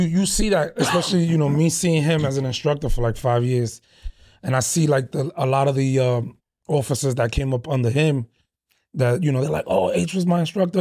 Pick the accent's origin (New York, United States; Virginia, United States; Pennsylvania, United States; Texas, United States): New York, United States; New York City; moved away as an adult; now in Baltimore, United States; I was born and raised in the Bronx